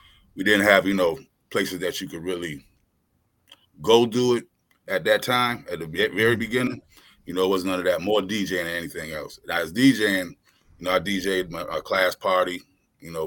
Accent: Hartford, Connecticut, United States; now in Georgia, United States; I was born in Hartford, Connecticut. You know, that's where I was born and raised

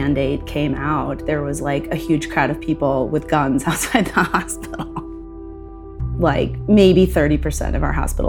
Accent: United States; I'm an American

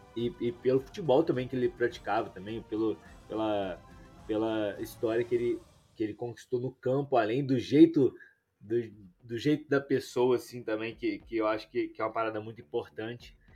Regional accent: Juiz de Fora, Minas Gerais, Brazil; Eu sou de Juiz de Fora, né? Um pouquinho perto do Rio

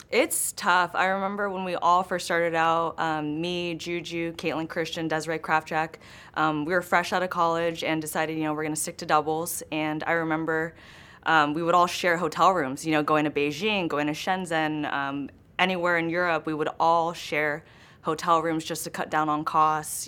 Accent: Los Angeles, California, United States; I grew up in Los Angeles. I grew up in Griffith Park

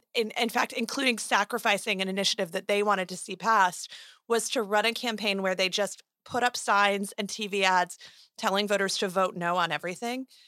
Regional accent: Arizona, United States; my home state of Arizona

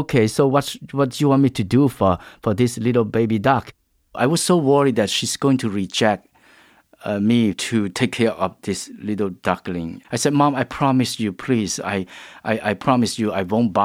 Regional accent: Kampong Speu, Cambodia; moved away; also born or lived in Phnom Penh, Cambodia; Where I grew up in Kampung Spu

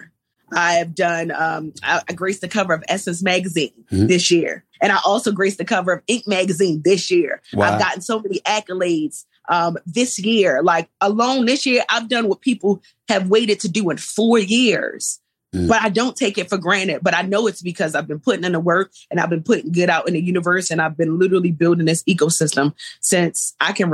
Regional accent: Baltimore, Maryland, United States; moved away; also born or lived in Atlanta; I come from East Baltimore

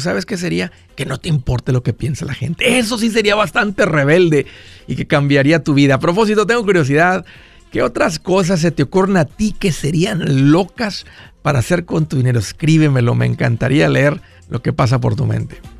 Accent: Tamaulipas, Mexico; los que somos de Tamaulipas

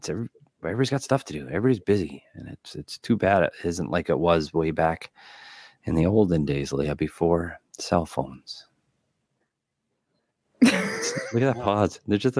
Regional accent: Midwest, United States; I do miss growing up in the Midwest, a little snow, a little cold.

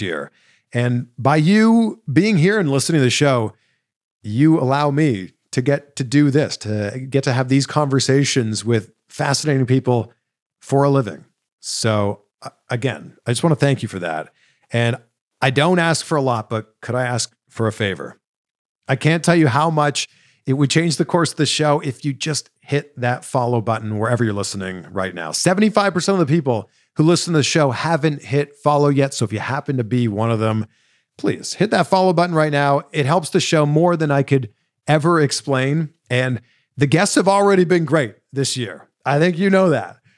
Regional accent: Canada; now in United States; I'm Canadian

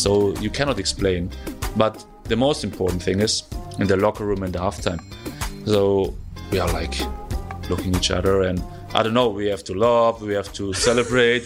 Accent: Germany; first language German; English is a second language

